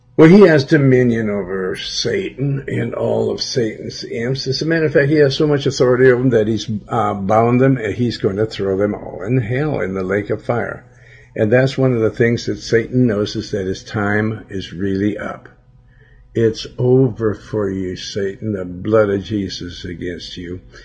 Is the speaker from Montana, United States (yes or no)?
yes; Billings, Montana, United States; in my hometown